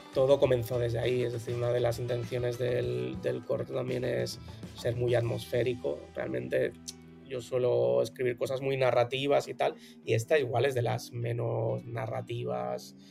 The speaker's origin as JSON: {"language": "Spanish", "town": "Barcelona", "region": "Catalonia", "country": "Spain", "tie": "born or raised there", "said": "soy de Barcelona de toda la vida, de ¿eh? 34 años de aquí en Barcelona"}